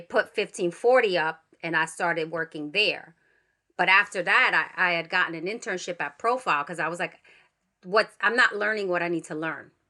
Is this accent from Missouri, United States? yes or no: no; New York City, New York, United States; I grew up in the Bronx.